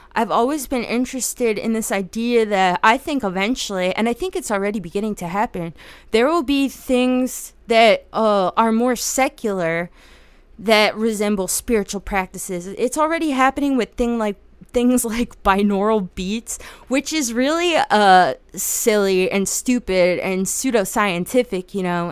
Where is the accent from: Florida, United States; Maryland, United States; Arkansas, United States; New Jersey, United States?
New Jersey, United States; I'm from Jersey